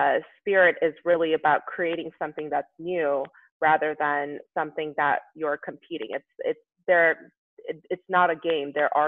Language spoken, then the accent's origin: English; South Korea; that wasn't really part of the conversation when I was growing up in Korea.